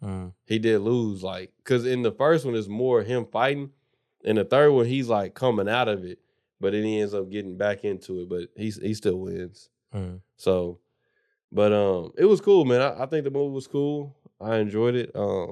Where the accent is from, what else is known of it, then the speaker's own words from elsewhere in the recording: South Carolina, United States; born there; I was born in South Carolina.